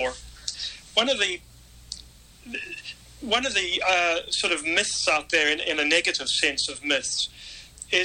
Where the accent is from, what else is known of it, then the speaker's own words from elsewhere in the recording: South Africa; now in Pittsburgh, United States; I was a white South African paratrooper